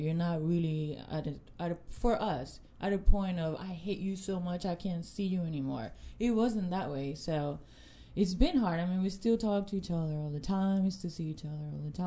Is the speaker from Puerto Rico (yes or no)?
yes; Puerto Rico; I'm from Puerto Rico